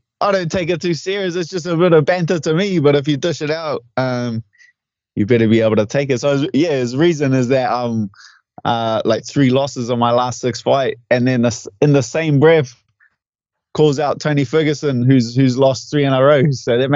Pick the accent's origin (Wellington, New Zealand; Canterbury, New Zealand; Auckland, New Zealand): Auckland, New Zealand; my hometown